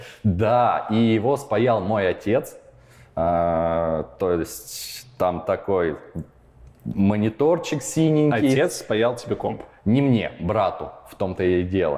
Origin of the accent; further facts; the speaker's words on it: Kursk, Kursk Oblast, Russia; moved away as an adult; also born or lived in Perm / Kyiv; now in Prague, Czech Republic; В 4 года я переехал из э, Перми в Курск. И именно Курск можно считать мой родной город. Там я прожил большинство своей жизни